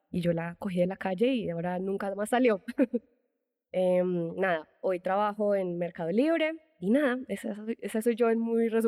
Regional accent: Medellín, Antioquia, Colombia; now in Mexico City, Mexico; soy colombiana, paisa de Medellín. Uh. si el acento no, no se me nota, por favor, no me odien mis paisas

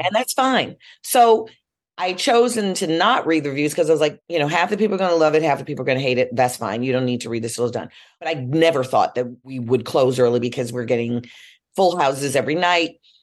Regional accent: Chicago, Illinois, United States; I'm from Chicago. We're steppers

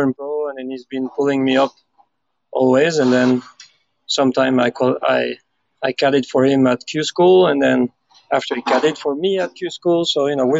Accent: Biarritz, Nouvelle-Aquitaine, France; I grew up in Biarritz, which is the point southwest of France, right near to Spain

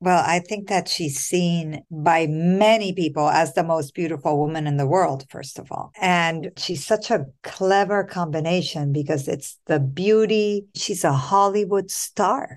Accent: Colombia; now in United States; I'm not from the US US. I'm born and raised in Colombia.

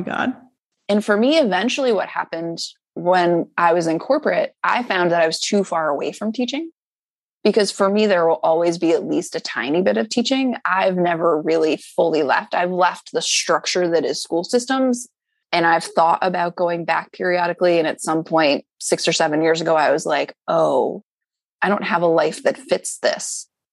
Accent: Syracuse, New York, United States; moved away as an adult; also born or lived in New Jersey; now in Philadelphia, United States; I grew up in Syracuse, New York

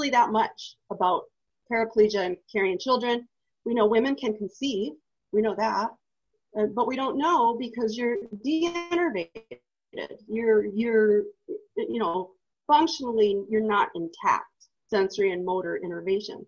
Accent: Truckee, California, United States; I moved away from my hometown. I was interned up at a ranch in Oregon, and then I got shipped to a facility that does all of the stuff that you see when people are paraplegic and you have to learn how to live all over again. And then after that, I went back to Truckee. So Truckee, California

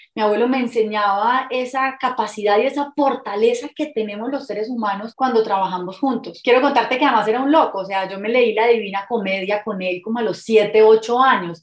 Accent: Cali, Valle del Cauca, Colombia; moved away as an adult; also born or lived in Bogotá; now in Medellín, Colombia; soy caleña, nací en Cali, viví en Cali hasta los veintipico de años, de ahí me fui para Bogotá y ahora llevo nueve años viviendo en esta hermosa ciudad de Medellín

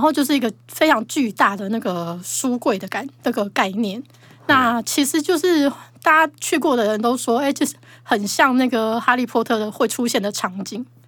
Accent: Taiwan; 我们台湾人

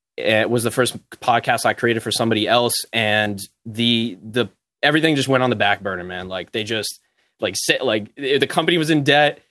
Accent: New Jersey, United States; I'm from New Jersey.

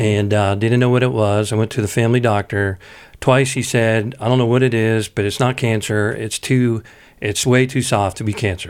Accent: Pittsburgh, Pennsylvania, United States; I come from Pittsburgh where, you know, everybody, you know, talks out of the side of their mouth

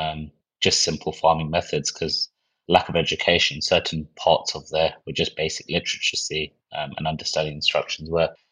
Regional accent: near Windsor, South East England, United Kingdom; also born or lived in Birmingham; born and raised probably about an hour outside of Windsor, so very close to Windsor Castle, about 10 minutes away from there.

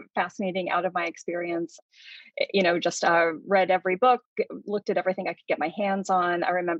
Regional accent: Louisville, Kentucky, United States; I'm from Louisville, Kentucky

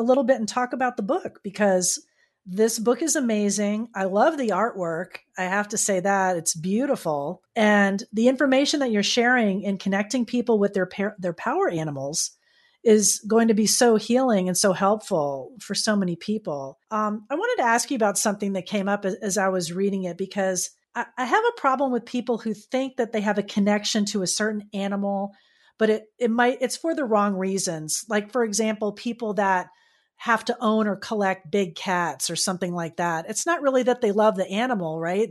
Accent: Florida, United States; I'm from Florida

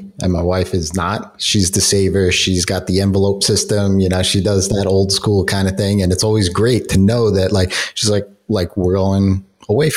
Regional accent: New York City, New York, United States; as a New Yorker, you know, it's not cheap to live here

